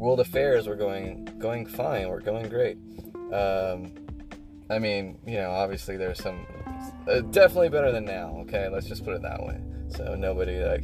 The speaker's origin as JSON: {"language": "English", "country": "United States", "said": "as an American"}